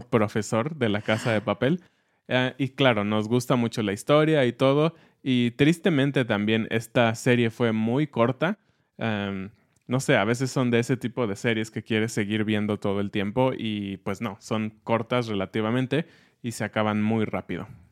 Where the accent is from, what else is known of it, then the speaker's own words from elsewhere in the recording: Mexico; como mexicanos